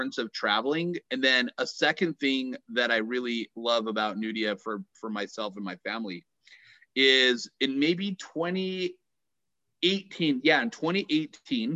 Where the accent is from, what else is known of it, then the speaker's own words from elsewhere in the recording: United States; also born or lived in Utah; I'm American